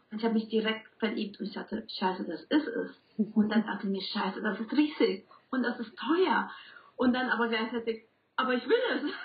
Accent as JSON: {"language": "German", "country": "Colombia", "second_language": "German", "moved": "yes", "lives_now": "Bielefeld, Germany", "said": "ich komme ursprünglich aus Kolumbien und deswegen auch mein Akzent"}